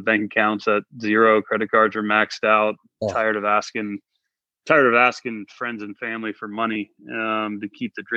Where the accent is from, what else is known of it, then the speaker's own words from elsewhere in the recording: Blacksburg, Virginia, United States; I grew up in Blacksburg, Virginia, doing pretty much every sport other than golf